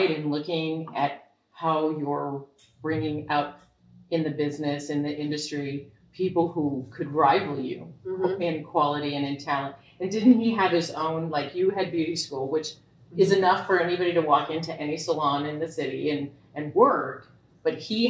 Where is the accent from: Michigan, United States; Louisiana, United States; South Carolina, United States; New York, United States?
Michigan, United States; I was raised in Michigan